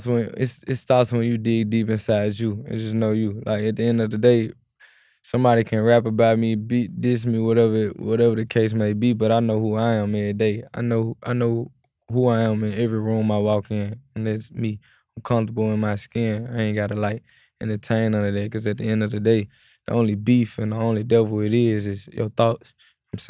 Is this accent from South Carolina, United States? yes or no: no; Memphis, Tennessee, United States; At the end of the day, when you're growing up in Memphis, it's either like when you're rapping, you either gonna sign the … or you either gonna sign the ….